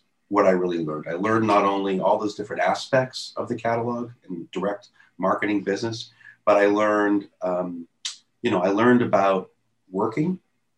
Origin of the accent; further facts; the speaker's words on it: Youngstown, Ohio, United States; moved away; I'm from Youngstown, Ohio